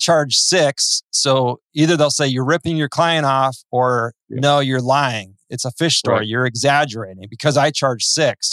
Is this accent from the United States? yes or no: yes; Midwest, United States; now in California, United States; I was born in the Midwest myself